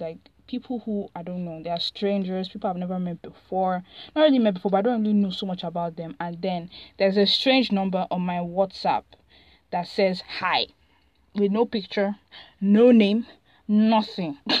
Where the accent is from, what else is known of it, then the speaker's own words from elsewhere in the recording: Nigeria; I'm Nigerian